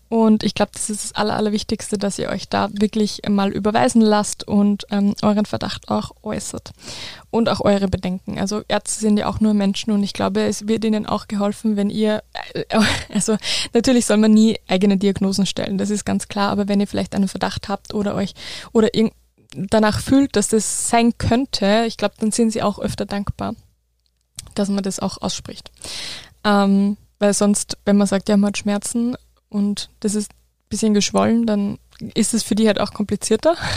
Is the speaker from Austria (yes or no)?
yes; Wels, Upper Austria, Austria; Rheumatologen in Wels, also in meiner Heimatstadt.